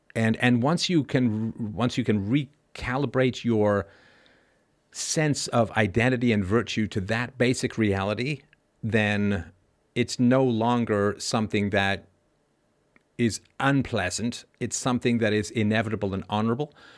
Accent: England, United Kingdom; also born or lived in Ireland; I was born in Ireland. I grew up in England

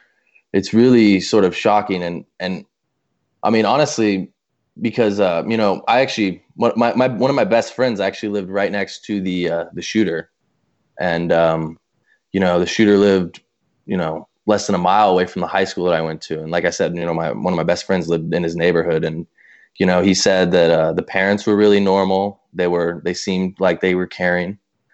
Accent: Colorado, United States; growing up in Colorado, because we were so close in proximity to Columbine, you know, we talked about it from the time when we were really young

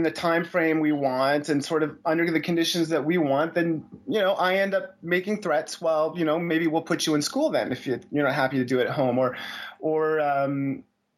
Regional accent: Montreal, Quebec, Canada; I'm from Montreal, so both my wife and daughter are more or less French

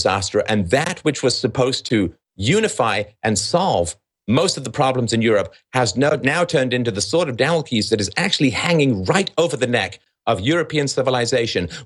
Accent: England, United Kingdom; moved away; I grew up in England

